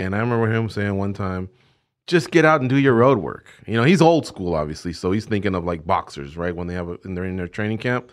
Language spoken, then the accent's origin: English; Orange County, California, United States; When we were growing up in Orange County, we're from Orange County, California